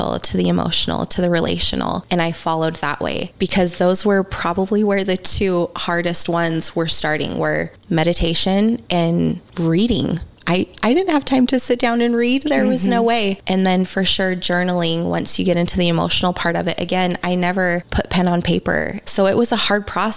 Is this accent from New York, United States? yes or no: no; Utah, United States; Growing up in Utah, religion is kind of a big thing here